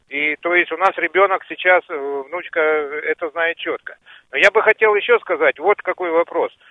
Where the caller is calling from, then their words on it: Zheleznogorsk, Krasnoyarsk Krai, Russia; я из Железногорска